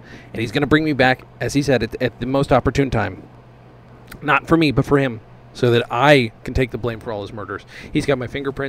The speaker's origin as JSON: {"language": "English", "town": "Los Angeles", "region": "California", "country": "United States", "said": "I'm from Los Angeles"}